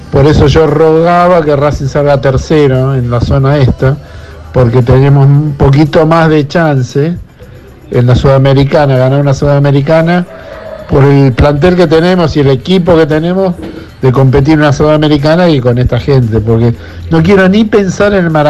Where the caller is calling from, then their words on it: Caballito, Buenos Aires, Argentina; Buenas noches … de Caballito